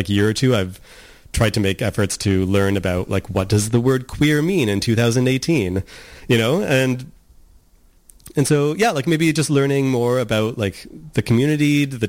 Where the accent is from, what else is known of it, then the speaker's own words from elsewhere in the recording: Nanaimo, British Columbia, Canada; Like, I didn't really have any like gay role models growing up in Nanaimo at that time.